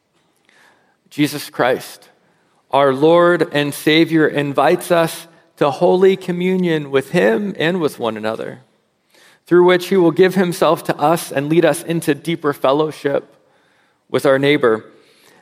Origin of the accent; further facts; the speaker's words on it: United States; as an American